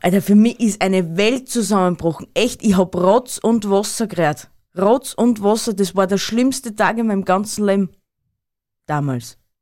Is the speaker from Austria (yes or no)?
yes; Tyrol, Austria; bei uns in Tirol